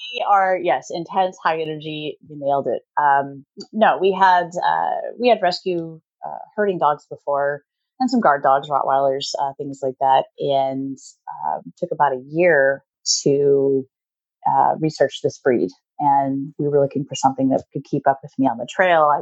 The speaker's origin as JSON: {"language": "English", "region": "Midwest", "country": "United States", "tie": "born or raised there", "also_born_or_lived": "Oklahoma", "moved": "as an adult", "lives_now": "Pacific Northwest, United States", "said": "We grew up in the Midwest, and I went to school there at Oklahoma State University. And then as soon as we graduated, we decided we needed to come up to the Pacific Northwest"}